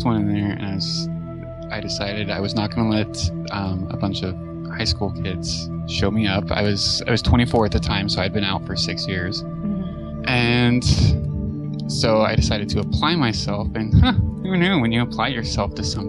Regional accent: West Coast, United States; also born or lived in Toledo, Ohio; Then we moved from Toledo, Ohio, back to the West Coast, where I'm from.

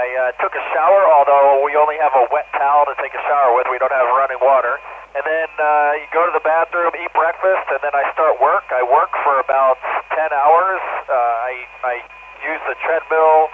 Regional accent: Maryland, United States; moved away; I grew up in Maryland in the United States

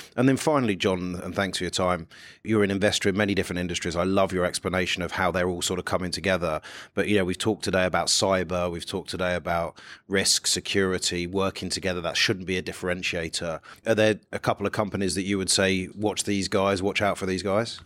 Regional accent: United Kingdom; my home country where there's this small thing called Brexit going on

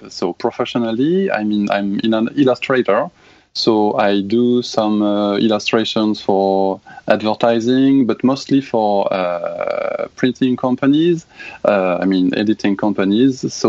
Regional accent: France; accent: French; English is a second language; Sorry in advance for my French accent.

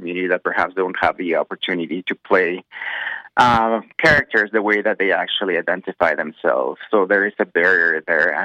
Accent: Mexico; now in Calgary, Canada; I'm originally from Mexico. I'm Mexican-Canadian, and I've been in Calgary for quite a few years

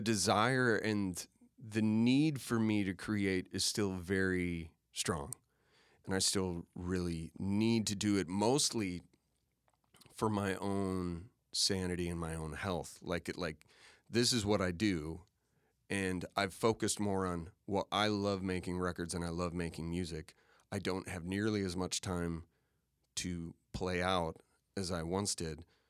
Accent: Waukesha, Wisconsin, United States; I grew up in Waukesha

